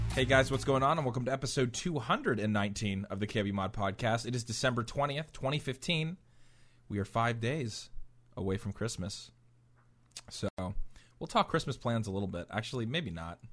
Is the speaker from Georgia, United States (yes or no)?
no; Philadelphia, Pennsylvania, United States; Philly, um, native